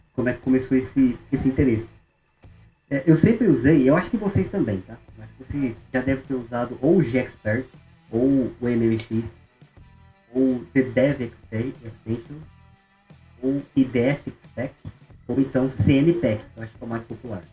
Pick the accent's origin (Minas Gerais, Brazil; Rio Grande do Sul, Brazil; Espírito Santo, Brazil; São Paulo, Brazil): São Paulo, Brazil; interior of; moved away as an adult; also born or lived in Ribeirão Preto / Florianópolis; now in Maringá, Brazil; Eu sou do interior de São Paulo